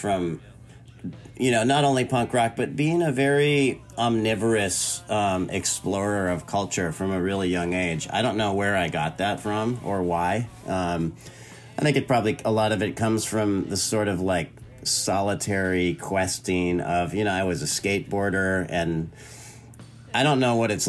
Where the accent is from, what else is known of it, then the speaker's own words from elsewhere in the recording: Orange County, Southern California, United States; moved away as an adult; also born or lived in Santa Barbara, California / San Francisco, California; now in North Carolina, United States; I grew up in Southern California. In Orange County.